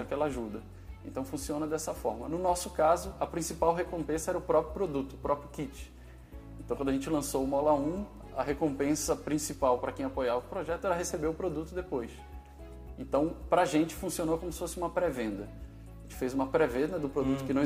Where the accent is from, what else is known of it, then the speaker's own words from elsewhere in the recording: Belém, Pará, Brazil; moved away as an adult; also born or lived in Belo Horizonte; eu formei na Federal do Pará, em Belém, sou de Belém